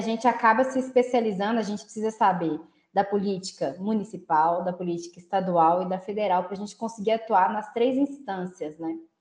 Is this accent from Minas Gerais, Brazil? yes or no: yes; Belo Horizonte, Minas Gerais, Brazil; eu moro em Belo Horizonte, né? Sou de Belo Horizonte